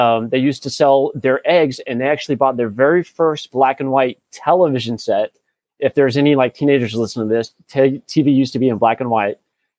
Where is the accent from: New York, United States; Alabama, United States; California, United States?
Alabama, United States; born there; I was born in Alabama and I've lived all over the country